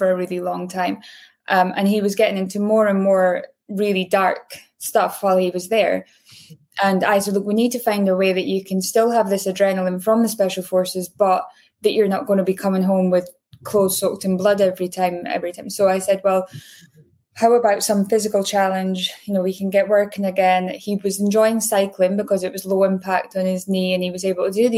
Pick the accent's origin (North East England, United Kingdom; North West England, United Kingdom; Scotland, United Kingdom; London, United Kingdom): Scotland, United Kingdom; Aberdeen; moved away; where I grew up in Aberdeen, it was the oil and gas capital of Europe.